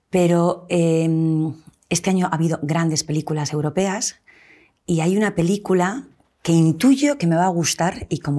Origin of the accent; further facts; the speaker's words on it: Cantabria, Spain; yo soy cántabra.